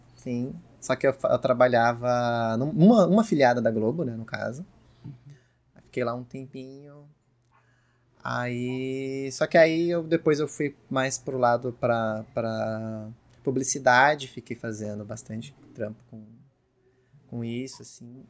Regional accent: São Paulo, Brazil; eu sou de São Paulo

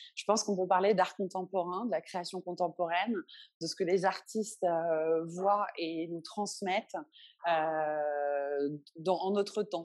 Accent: Paris, Île-de-France, France; moved away as an adult; now in Benin; je suis née en 1982 à Paris

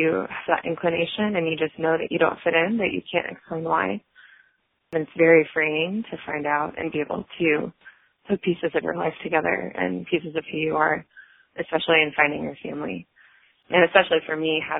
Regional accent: Florida, United States; now in New Jersey, United States; I'm from Florida, but live in New Jersey

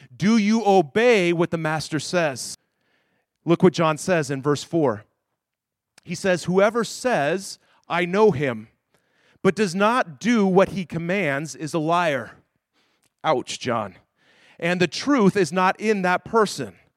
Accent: Denver, Colorado, United States; moved away; I grew up in Denver, Colorado.

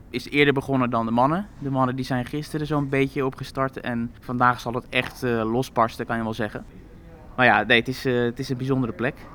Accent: Netherlands; Want ja, dit toernooi associëren we toch grotendeels met haar. Eh, als Nederlanders zijn.

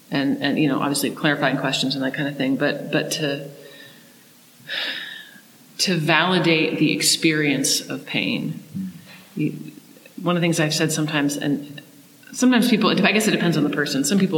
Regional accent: Australia; I so identify with it because I'm an Australian and everyone looks down on us because we used to be convicts.

